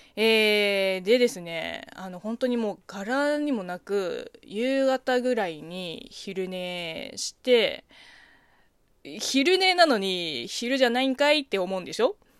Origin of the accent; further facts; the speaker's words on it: China; Japanese is a second language; moved away; 中 国生まれ中国育ちの私